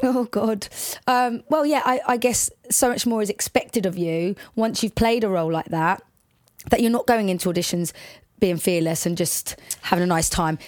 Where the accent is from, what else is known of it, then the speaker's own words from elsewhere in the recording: Watford, East of England, United Kingdom; accent: Watford; also born or lived in Liverpool; we, I, we moved to Watford when I was about four or five